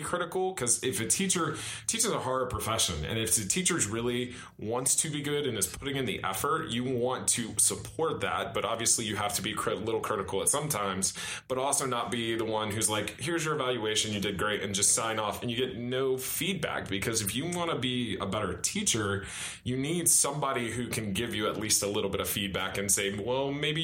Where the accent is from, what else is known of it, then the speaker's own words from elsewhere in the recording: Marietta, Georgia, United States; also born or lived in Washington, D.C.; Then we moved back to Marietta because I'm originally from Marietta.